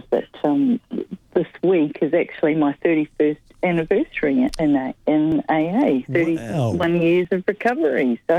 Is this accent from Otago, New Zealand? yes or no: no; Wellington, New Zealand; now in Melbourne, Australia; I came from Wellington in New Zealand about 25 years ago